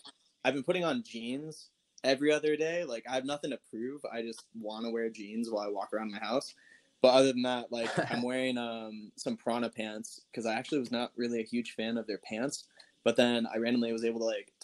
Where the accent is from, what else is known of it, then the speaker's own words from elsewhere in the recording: Seattle, Washington, United States; now in Salt Lake City, United States; I'm originally from Washington, Seattle